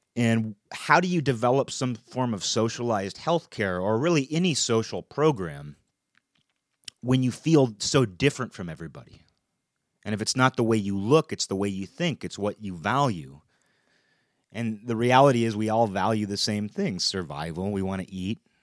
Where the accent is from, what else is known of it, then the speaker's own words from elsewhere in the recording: United States; as an American